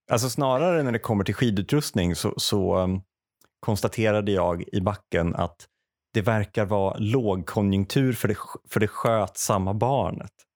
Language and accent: Swedish; Säffle, Värmland, Sweden; moved away as an adult; also born or lived in Uppsala; jag är uppväxt värmlänning.